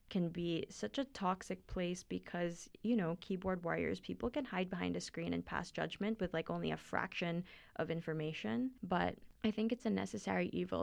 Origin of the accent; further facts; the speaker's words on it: Philippines; moved away as an adult; now in Boston, United States; I'm from the Philippines. I'm a senior here in BU right now